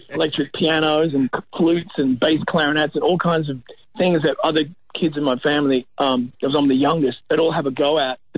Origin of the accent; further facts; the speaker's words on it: United States; now in Australia; And when we moved out here from America, my parents, you know, my my mum had kind of made earmarks and cut out clippings of the northern beaches of Sydney